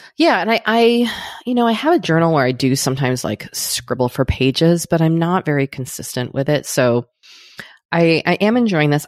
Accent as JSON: {"language": "English", "country": "United States", "said": "an American"}